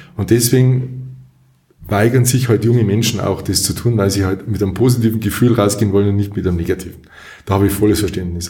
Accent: Munich, Bavaria, Germany; moved away as an adult; also born or lived in Kempten / Allgäu; now in Durach, Germany; ich bin aufgewachsen in München, in einem Stadtteil von München

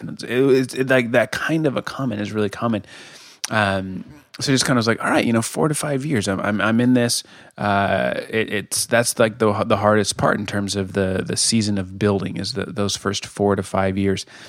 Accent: Colorado, United States; moved away as an adult; now in Kansas City, United States; I'm from Colorado originally

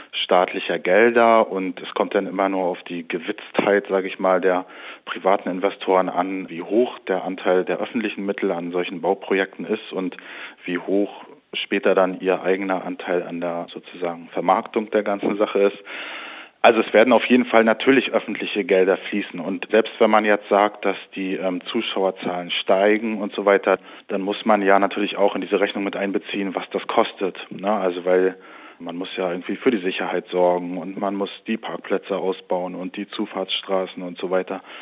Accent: Rostock, Mecklenburg-Vorpommern, Germany; Also ich komme zum Beispiel aus Rostock und ich habe das miterlebt in den 90er Jahren mit Hansa Rostock, als die in der ersten Bundesliga gespielt haben.

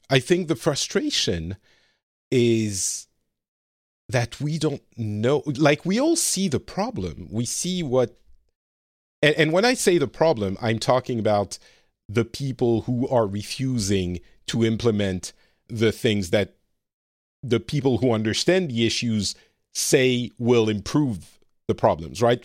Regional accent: France; moved away as an adult; also born or lived in Lebanon; now in Finland; I grew up very French, very white, uh, privileged class France

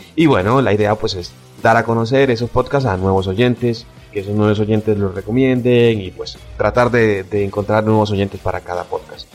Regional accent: Costa Rica; soy de Costa Rica

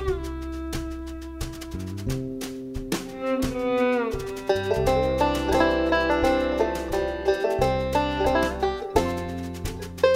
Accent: Southern California, United States; now in Nashville, United States; I discovered the banjo when I was growing up in Southern California

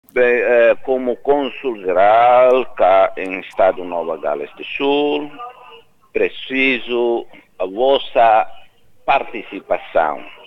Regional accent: Timor-Leste; moved away as an adult; now in New South Wales, Australia

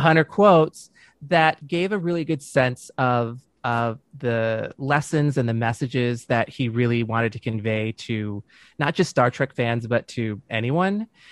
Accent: Dearborn, Michigan, United States; moved away as an adult; also born or lived in Saint Clair Shores, Michigan; now in California, United States; I grew up, uh, in, in Dearborn

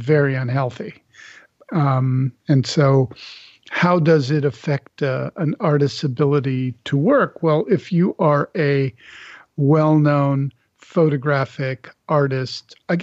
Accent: Canada; I'm from Canada

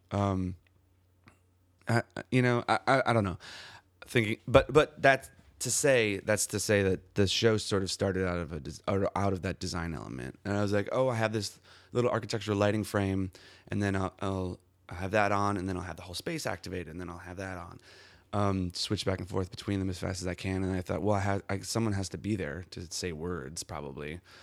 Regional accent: Milwaukee, Wisconsin, United States; I'm from Milwaukee, Wisconsin

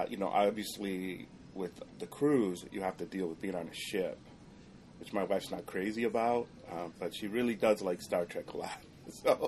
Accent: Jacksonville, Florida, United States; I'm from Jacksonville, Florida

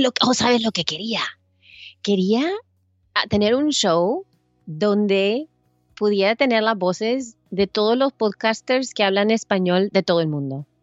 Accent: El Salvador; now in United States; yo soy salvadoreña, yo vengo de Salvador

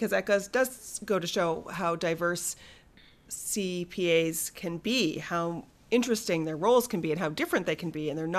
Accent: Nova Scotia, Canada; We're from Nova Scotia

